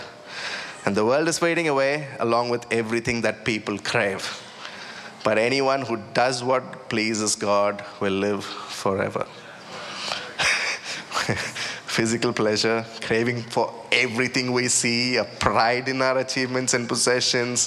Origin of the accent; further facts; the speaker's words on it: India; moved away; I was about, 18, 19, you know, growing up in India